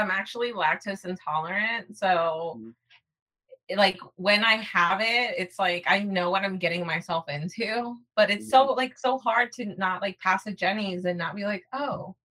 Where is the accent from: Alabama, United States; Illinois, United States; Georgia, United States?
Georgia, United States; Atlanta; growing up here in the States and growing up in Atlanta, far away from my family